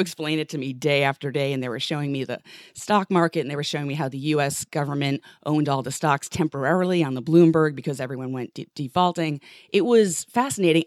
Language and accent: English; New York City, New York, United States; I grew up in New York City